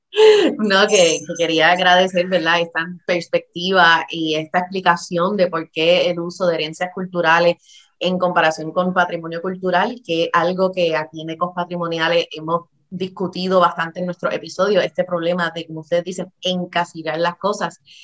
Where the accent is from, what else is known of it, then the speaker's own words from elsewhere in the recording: Puerto Rico; Yo siendo una persona boricua